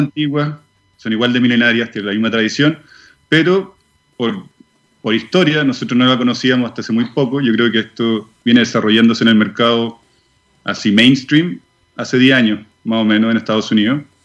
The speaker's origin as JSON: {"language": "Spanish", "country": "Chile", "also_born_or_lived": "Switzerland", "moved": "as an adult", "said": "nosotros nos fuimos, con mi señora nos fuimos de Chile hace cinco años atrás, no, hace más, ya casi diez años atrás, a Suiza"}